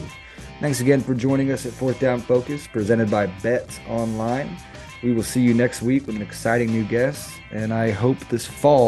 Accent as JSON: {"language": "English", "country": "United States", "said": "as an American coach"}